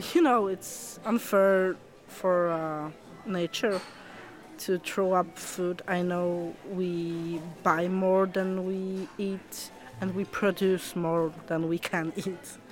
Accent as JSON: {"language": "English", "country": "Poland", "second_language": "English", "moved": "yes", "lives_now": "Wigan, United Kingdom", "said": "I'm from Poland"}